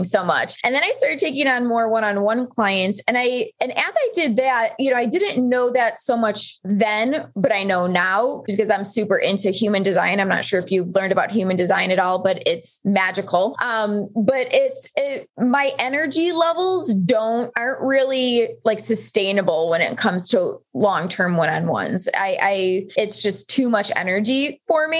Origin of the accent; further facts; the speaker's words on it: Buffalo, New York, United States; moved away as an adult; also born or lived in Colorado; I'm originally from Buffalo, New York, and had moved to Colorado once I resigned from teaching